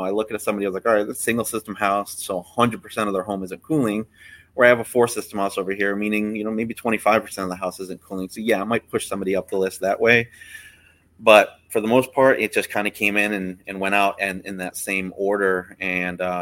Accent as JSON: {"language": "English", "region": "Florida", "country": "United States", "tie": "born or raised there", "said": "I wasn't born here, but I was definitely raised here"}